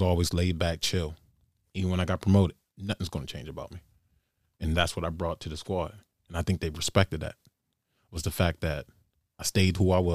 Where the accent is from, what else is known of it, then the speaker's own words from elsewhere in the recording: Baltimore, Maryland, United States; Being born and raised in Baltimore, single mom